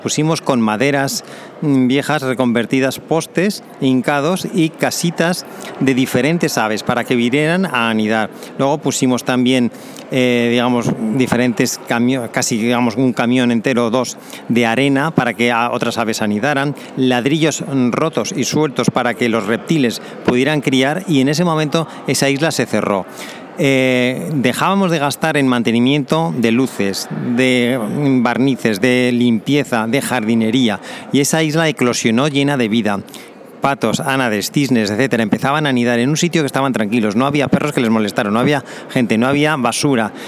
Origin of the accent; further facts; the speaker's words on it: Zaragoza, Aragon, Spain; moved away as an adult; also born or lived in Balearic Islands / Canary Islands / Germany / Cozumel, Quintana Roo, Mexico; nací en Zaragoza en España